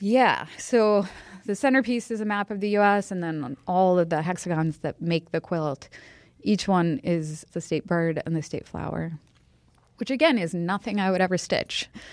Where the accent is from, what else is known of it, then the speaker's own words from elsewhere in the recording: Boston, Massachusetts, United States; moved away as an adult; now in Chicago, United States; I'm from Boston